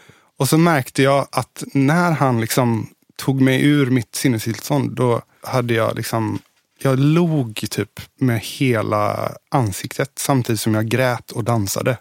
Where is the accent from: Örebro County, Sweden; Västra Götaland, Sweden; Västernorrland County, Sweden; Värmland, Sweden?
Västra Götaland, Sweden; Gothenburg; also born or lived in Billdal, Sweden; I Göteborg. I, född i Masthugget och uppvuxen okay. i Majorna, Kungsladugård